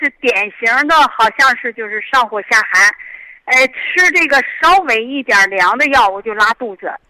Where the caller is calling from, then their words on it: Shijiazhuang, Hebei, China; 哎，我是石家庄的嗯听众。